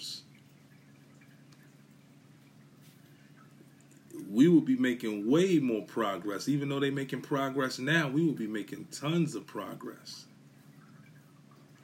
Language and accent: English; New York City, New York, United States; I come from Brooklyn, Bushwick